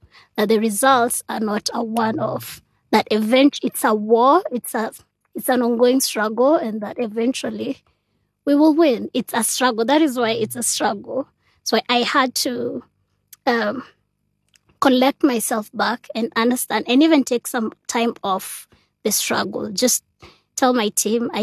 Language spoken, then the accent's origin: English; Nairobi, Kenya; I also grew up in Madare